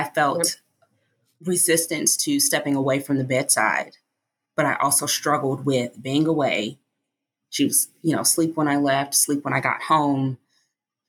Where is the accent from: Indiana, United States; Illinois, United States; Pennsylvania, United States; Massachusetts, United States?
Illinois, United States; Chicago; also born or lived in Hawaii; now in Baltimore, United States; I'm actually from Chicago originally